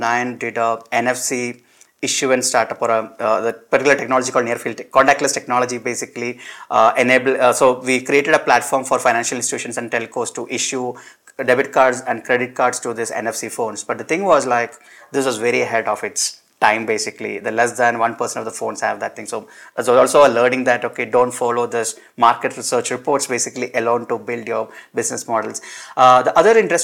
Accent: Perinthalmanna, Kerala, India; I grew up in a town called Perinthalmanna. This is part of Malappuram district in Kerala.

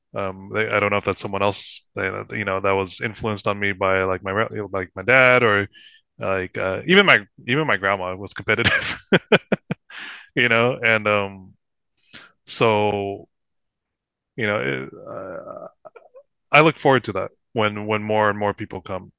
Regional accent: Philippines; I'm Filipino

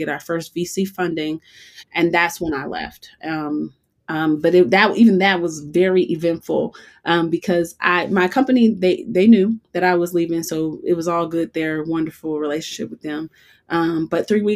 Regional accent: Chicago, Illinois, United States; moved away as an adult; also born or lived in Boulder, Colorado; now in Colorado, United States; when I moved to Colorado, I'm originally from Chicago

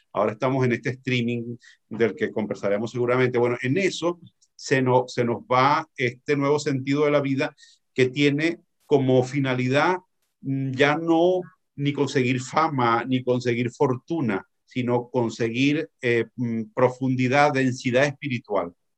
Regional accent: Venezuela; now in Tenerife, Spain; me fui chiquitico, me fui niño a Venezuela

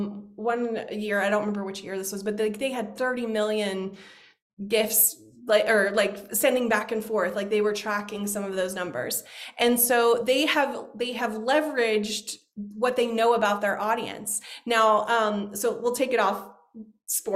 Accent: United States

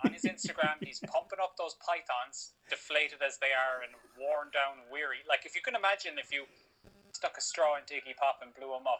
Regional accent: Florida, United States; I grew up in Florida, probably pretty damn Christian.

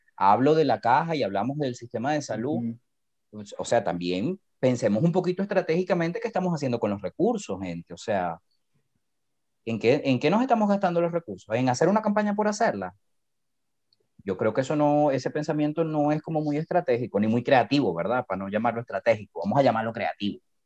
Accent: Venezuela; now in Costa Rica; yo vengo de Venezuela

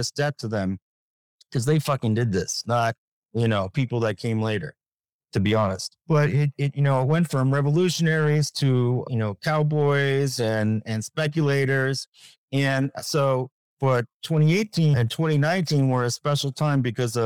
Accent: United States; I'm an American

